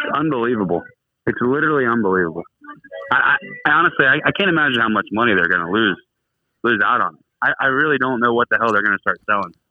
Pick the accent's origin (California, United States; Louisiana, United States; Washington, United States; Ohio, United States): Ohio, United States; Bainbridge; moved away; Well, I'm from Bainbridge, Ohio